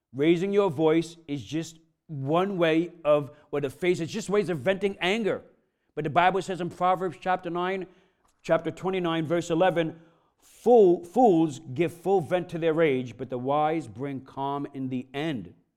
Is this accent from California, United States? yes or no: no; New York, United States; I'm from New York, I'm Italian